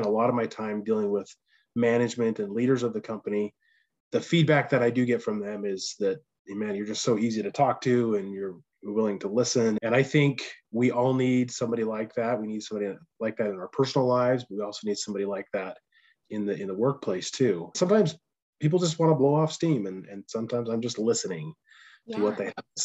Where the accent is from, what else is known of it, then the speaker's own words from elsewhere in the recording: United States; moved away; also born or lived in Texas; we all grew up in Bear Lake